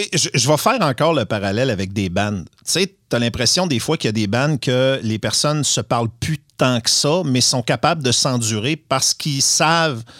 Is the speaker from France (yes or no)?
no; Saint-Fulgence, Quebec, Canada; je suis de Saint-Fulgence